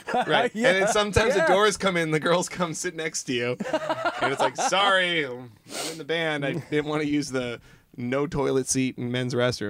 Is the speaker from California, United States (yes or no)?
no; Seattle, Washington, United States; we're in a band. We're from Seattle or whatever.